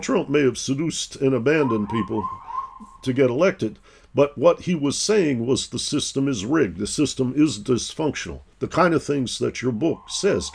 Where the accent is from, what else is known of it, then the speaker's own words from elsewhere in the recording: Detroit, Michigan, United States; moved away; also born or lived in East Coast; I grew up in Detroit, Michigan